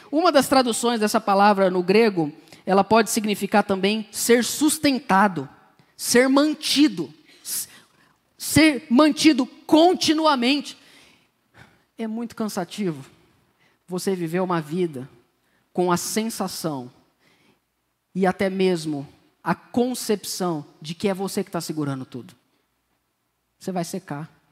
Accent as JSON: {"language": "Portuguese", "country": "Brazil", "tie": "born or raised there", "said": "eu cresci no Jardim Novo Mundo, aqui no Palmares, na região"}